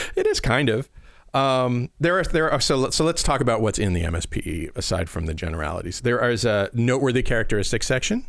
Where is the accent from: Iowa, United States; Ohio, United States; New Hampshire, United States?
Iowa, United States; Midwestern; we're Midwestern nice and in in in Iowa